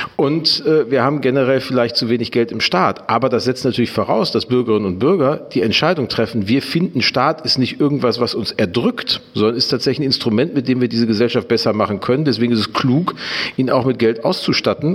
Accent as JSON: {"language": "German", "town": "Gelsenkirchen", "region": "North Rhine-Westphalia", "country": "Germany", "tie": "born or raised there", "also_born_or_lived": "Dortmund", "moved": "as an adult", "lives_now": "Hamburg, Germany", "said": "Ich bin in Gelsenkirchen groß geworden"}